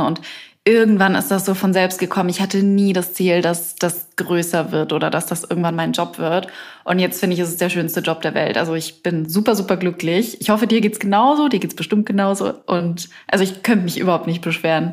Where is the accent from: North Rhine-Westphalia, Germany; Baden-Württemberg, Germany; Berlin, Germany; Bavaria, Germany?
Bavaria, Germany; moved away; ich komme ursprünglich aus Bayern